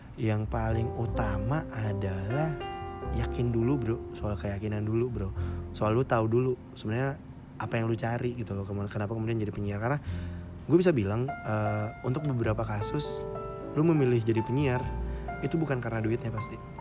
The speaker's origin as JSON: {"language": "Indonesian", "town": "Makassar", "region": "South Sulawesi", "country": "Indonesia", "tie": "born or raised there", "moved": "as an adult", "said": "gue dulu di kota asal gue Makassar berarti gue perantau"}